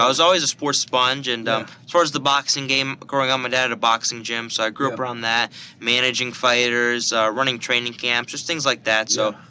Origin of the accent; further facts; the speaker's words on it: Delray Beach, Florida, United States; Yeah, so I'm from, you know, I'm a local kid. I'm from Delray Beach, Florida.